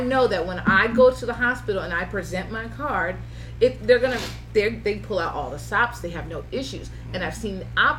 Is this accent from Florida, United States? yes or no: yes; Lantana, Florida, United States; born or raised there; also born or lived in West Palm Beach, Florida